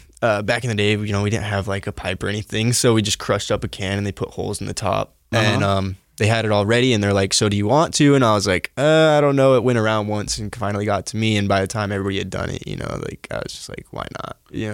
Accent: Salt Lake City, Utah, United States; So I was born in Salt Lake. You know, I lived with my grandparents and my mom, till I was about, I don't know, 11 or 12.

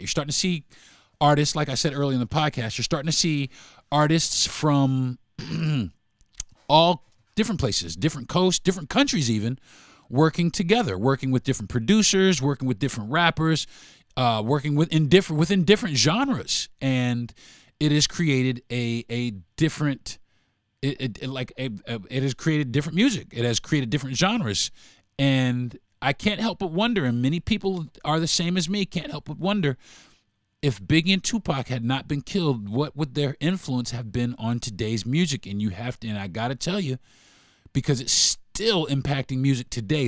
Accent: New York City, New York, United States; I'm from Brooklyn

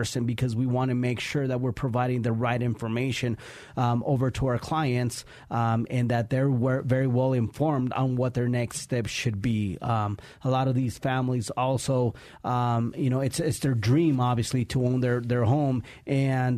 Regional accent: Colorado, United States; also born or lived in Mexico; I grew up in that area. We immigrated from Mexico a few years ago

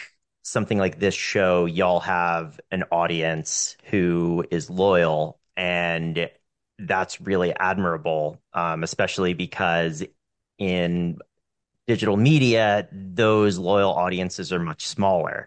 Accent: Western North Carolina, United States; moved away as an adult; I moved back to where I grew up in Western North Carolina.

